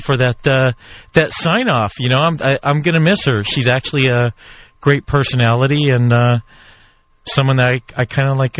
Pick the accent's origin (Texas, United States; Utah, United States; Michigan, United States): Texas, United States; now in Irvine, United States; I grew up in Texas